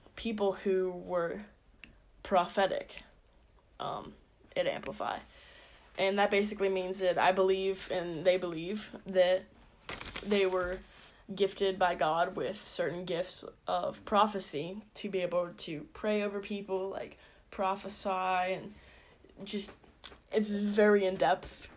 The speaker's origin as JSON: {"language": "English", "town": "Indiana", "region": "Pennsylvania", "country": "United States", "tie": "born or raised there", "said": "I'm from Indiana, PA. Lived here my whole life"}